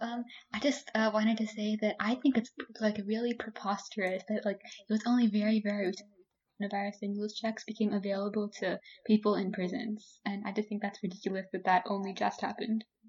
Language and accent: English; Canada; now in Washington, United States; I was born in Canada.